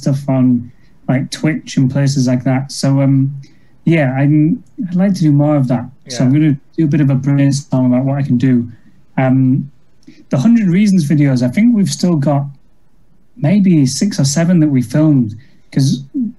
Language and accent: English; Goole, Yorkshire and the Humber, United Kingdom; my hometown